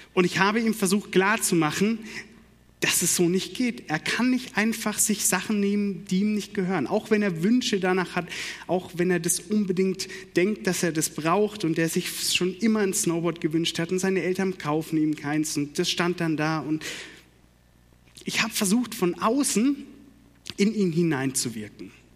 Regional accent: Karlsruhe, Baden-Württemberg, Germany; accent: Baden; moved away; Ich komme gebürtig aus Karlsruhe

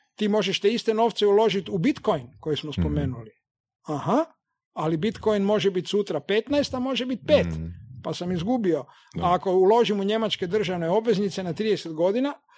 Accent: Zagreb, City of Zagreb, Croatia; Zato jer, prvom redu je to moj rodni grad

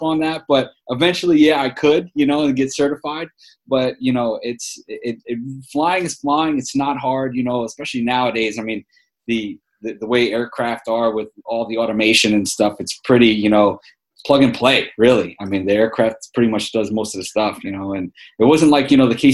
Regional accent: New York City, New York, United States; accent: New York; moved away as an adult; also born or lived in Wichita Falls, Texas; I grew up in New York City

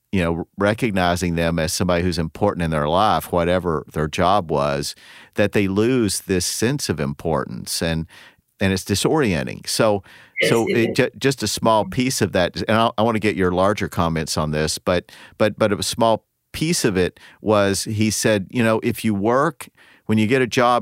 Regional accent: Appalachia, United States; accent: southern; now in St. Louis, United States; I grew up in Appalachia

